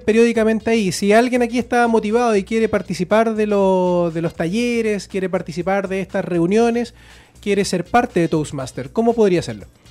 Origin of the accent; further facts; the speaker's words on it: Chile; somos los chilenos